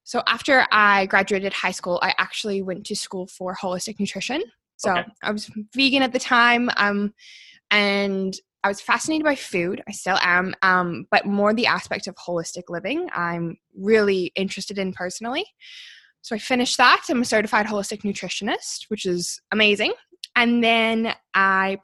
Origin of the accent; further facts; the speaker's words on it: Calgary, Alberta, Canada; I was born and raised here in Calgary